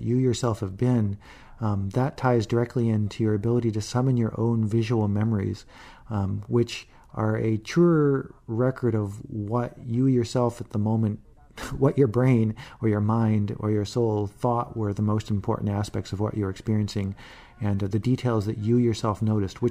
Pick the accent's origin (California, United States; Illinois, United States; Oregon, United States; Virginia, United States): Illinois, United States; Chicago; born or raised there; now in San Francisco, United States